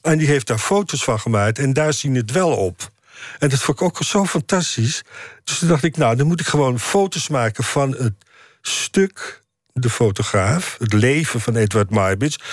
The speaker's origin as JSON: {"language": "Dutch", "town": "Amsterdam", "region": "North Holland", "country": "Netherlands", "tie": "born or raised there", "also_born_or_lived": "Indonesia", "said": "ik ben opgegroeid in, hoe heet het dat, Slotermeer, Nieuw-West"}